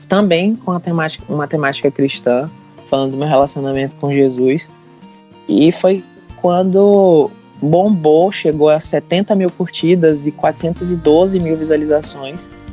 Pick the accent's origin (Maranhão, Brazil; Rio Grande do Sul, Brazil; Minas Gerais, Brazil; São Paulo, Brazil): Maranhão, Brazil; São Luís; eu sou de São Luís do Maranhão